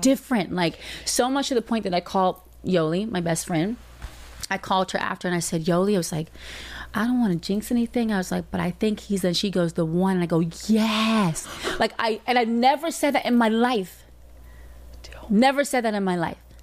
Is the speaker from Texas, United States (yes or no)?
no; Atlanta, Georgia, United States; I'm from Atlanta